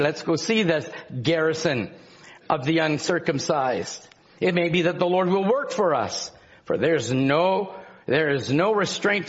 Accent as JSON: {"language": "English", "region": "Scotland", "country": "United Kingdom", "said": "I'm Scottish"}